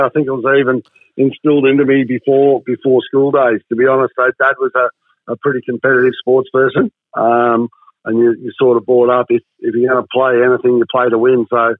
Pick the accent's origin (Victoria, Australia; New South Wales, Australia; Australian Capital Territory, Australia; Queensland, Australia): Victoria, Australia; Werribee; also born or lived in Euroa / Myrtleford; now in Essendon, Australia; So as I say now, Kevin, I was born in Euroa. I live in Essendon, but Werribee's home.